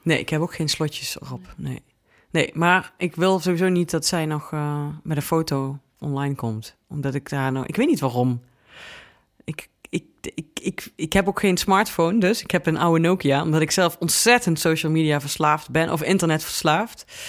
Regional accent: Venlo, Limburg, Netherlands; moved away; Ik kwam uit Venlo

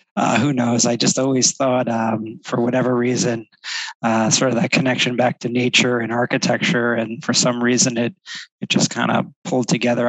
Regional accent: New Jersey, United States; moved away as an adult; also born or lived in Florida / California; now in New York, United States; I grew up in New Jersey

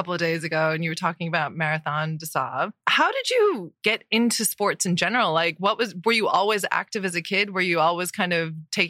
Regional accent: Newfoundland and Labrador, Canada; I grew up on the ocean. I'm from Newfoundland.

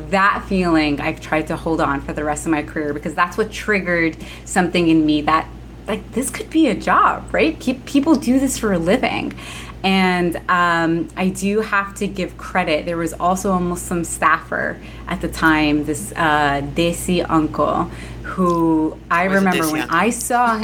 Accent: New Jersey, United States; My siblings and I were all born and raised in Jersey

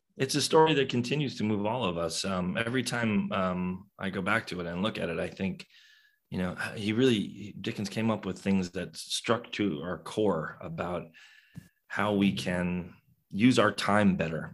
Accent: New York City, New York, United States; I grew up in New York City

